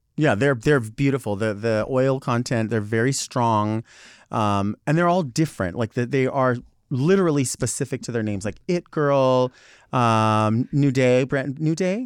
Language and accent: English; Southern California, United States; I'm from Southern California